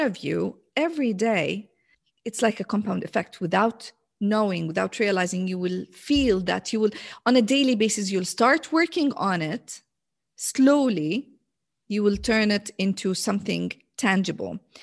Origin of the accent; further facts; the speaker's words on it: Jordan; English is a second language; now in Riyadh, Saudi Arabia; So I'm originally from Jordan